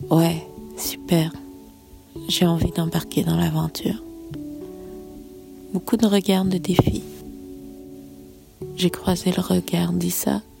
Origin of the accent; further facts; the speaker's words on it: Canada; moved away; j'étais reléguée en tant que Canadienne